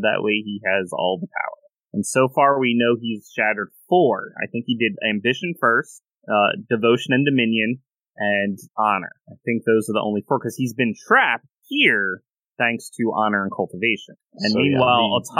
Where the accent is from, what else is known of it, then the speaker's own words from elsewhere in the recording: United States; I am American, so I know American history